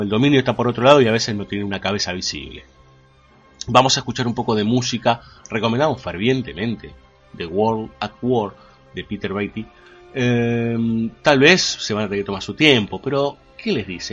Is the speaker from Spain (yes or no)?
no; Argentina; como argentinos